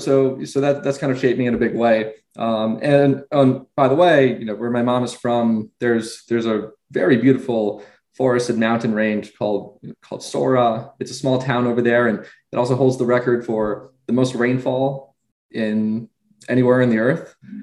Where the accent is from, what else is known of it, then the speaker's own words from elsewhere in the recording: Westchester, New York, United States; I grew up in Westchester, New York